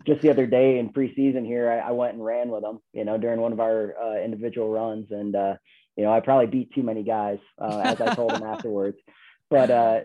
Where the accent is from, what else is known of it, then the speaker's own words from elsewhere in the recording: Binghamton, New York, United States; moved away as an adult; also born or lived in Ithaca, New York / Iowa; now in Colorado, United States; I grew up in Binghamton, New York